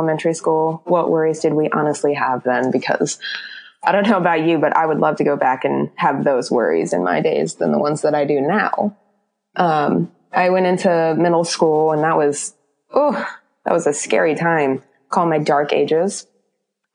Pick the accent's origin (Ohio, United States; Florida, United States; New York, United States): Florida, United States; also born or lived in Oklahoma; I am originally from Oklahoma, but I moved to Florida when I was in third going into fourth grade. Pretty much been here almost ever since